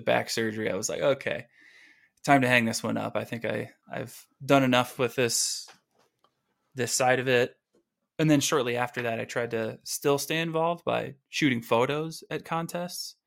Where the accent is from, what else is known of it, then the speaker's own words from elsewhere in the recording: Oswego, Illinois, United States; moved away as an adult; also born or lived in Aurora, Illinois; now in California, United States; my parents got the house in Oswego